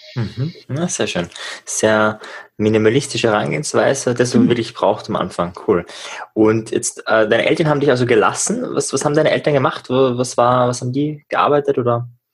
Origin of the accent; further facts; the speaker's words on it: Upper Austria, Austria; now in Klagenfurt, Austria; ich bin ja ur, ursprünglich Oberösterreicher